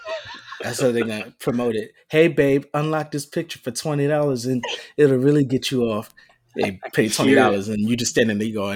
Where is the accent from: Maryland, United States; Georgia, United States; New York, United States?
New York, United States; New York City; I'm from the Bronx.